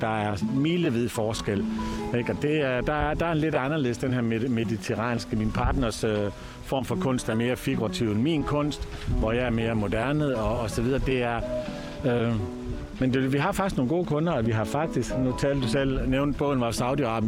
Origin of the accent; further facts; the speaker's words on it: Aalborg, North Denmark Region, Denmark; moved away as an adult; now in Costa del Sol, Spain; jeg kommer selv fra Aalborg, eller nord for Aalborg, fra Voskov.